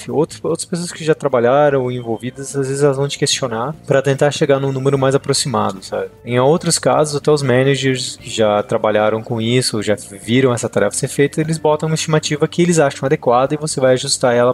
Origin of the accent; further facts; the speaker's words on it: Brazil; moved away; quando vim do Brasil, a gente tem sangue no olho, né? A gente quer dominar o mundo